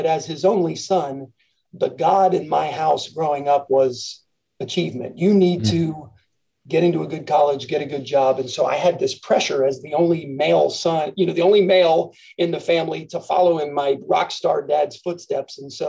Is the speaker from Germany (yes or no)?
yes; Frankfurt, Hesse, Germany; born there; I was born in Frankfurt, Germany.